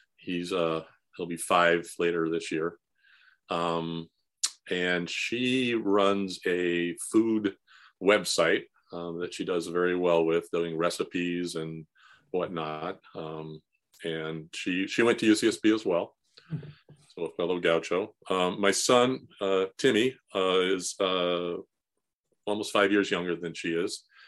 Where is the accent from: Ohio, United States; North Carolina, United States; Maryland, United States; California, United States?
California, United States; San Fernando Valley; I grew up in the San Fernando Valley, um, in the sixties and seventies